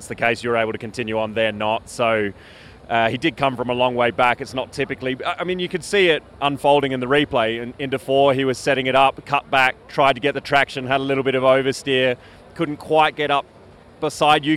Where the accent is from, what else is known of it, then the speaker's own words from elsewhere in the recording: Australia; I'm an Aussie